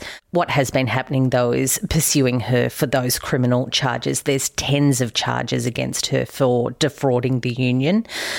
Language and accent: English; Australia; accent: Australian; my accent isn't really great at much other than Australian